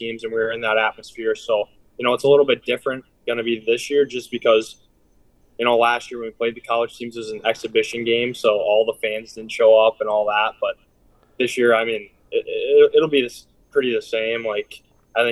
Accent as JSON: {"language": "English", "town": "Wausau", "region": "Wisconsin", "country": "United States", "tie": "born or raised there", "said": "I grew up playing hockey in the Wausau area. I played for the Wausau Warjacks growing up"}